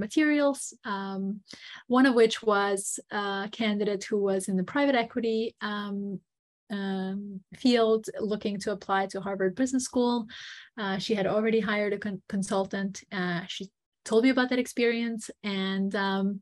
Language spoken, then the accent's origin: English; Montenegro; moved away; also born or lived in United States; I am American, but grew up in Montenegro, Eastern Europe